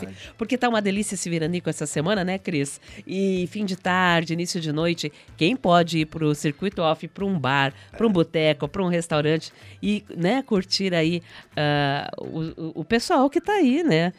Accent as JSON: {"language": "Portuguese", "region": "southern Brazil", "country": "Brazil", "said": "da gente enquanto enquanto sulistas, enquanto brancos"}